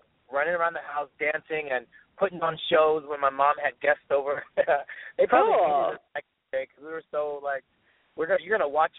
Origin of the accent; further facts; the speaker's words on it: Stockton, California, United States; I grew up in Stockton, California, a little small town, but I love it.